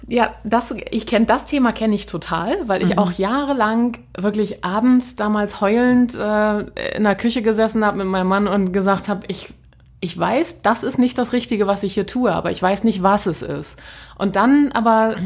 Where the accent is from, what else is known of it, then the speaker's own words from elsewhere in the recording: North Frisia, Schleswig-Holstein, Germany; moved away as an adult; also born or lived in Kiel; now in Hamburg, Germany; ich bin in Nordfriesland groß geworden